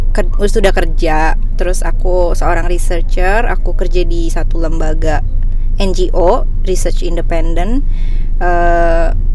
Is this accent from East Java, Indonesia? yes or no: no; Bali, Indonesia; now in Jakarta, Indonesia; Jadi waktu aku pindah dari Bali ke Jakarta